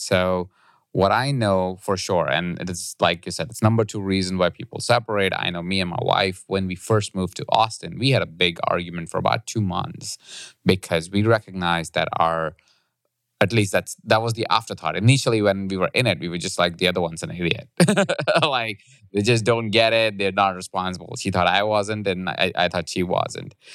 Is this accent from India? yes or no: yes; India; moved away; I grew up in India